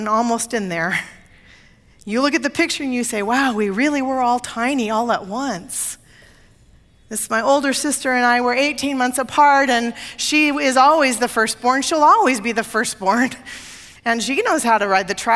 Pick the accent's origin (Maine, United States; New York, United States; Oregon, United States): Oregon, United States; Portland; moved away; I grew up in Portland when the Fremont Bridge was built and opened.